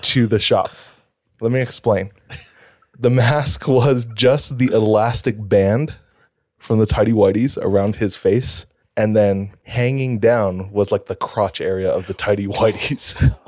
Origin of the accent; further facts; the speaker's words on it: Hawaii, United States; I'm from Hawaii